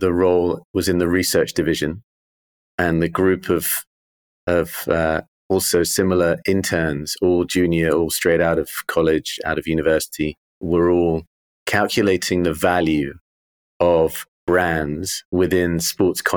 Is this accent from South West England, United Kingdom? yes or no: no; London, United Kingdom; I grew up in Wimbledon, literally a stone's throw from the championships.